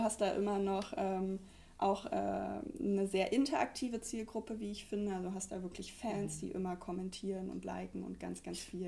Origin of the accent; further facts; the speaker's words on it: Brandenburg, Germany; moved away as an adult; now in Mannheim, Germany; Wir kommen beide aus Brandenburg